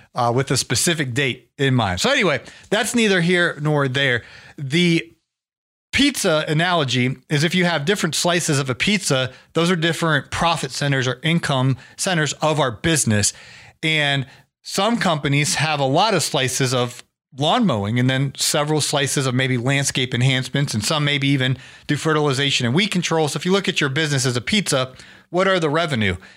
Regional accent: Ohio, United States; moved away; I'm from Ohio

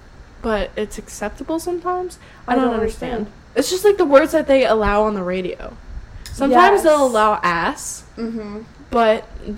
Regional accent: New Orleans, Louisiana, United States; Like, I know that New Orleans has their own accent, but like, we have an accent to some people?

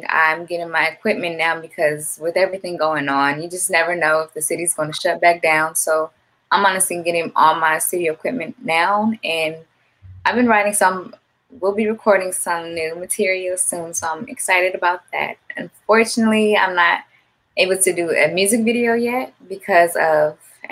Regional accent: Gardena, California, United States; my hometown, I was born and raised in Gardenas

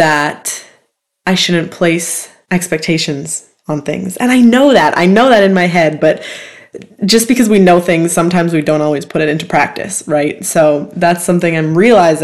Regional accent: Canada; I'm from Canada

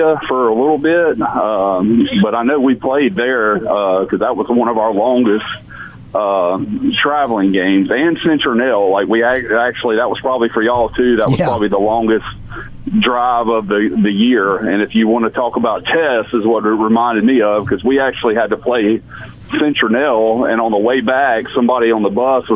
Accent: south of Mobile, Alabama, United States; now in Auburn, United States; I'm from south of Mobile, which you tell people that, they're like, you grew up on the water?

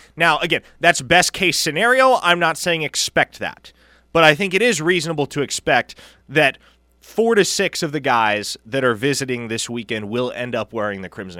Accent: Omaha, Nebraska, United States; moved away as an adult; also born or lived in Austin, Texas; now in Oklahoma, United States; I was just raised in Nebraska.

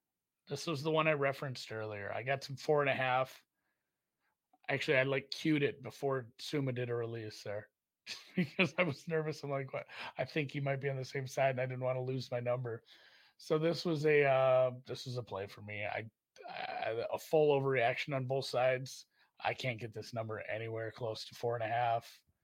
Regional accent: Minnesota, United States; I'm from Minnesota

